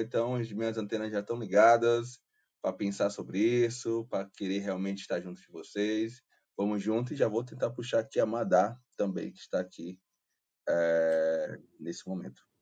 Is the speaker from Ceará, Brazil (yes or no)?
yes; Fortaleza, Ceará, Brazil; sou de Fortaleza, cearense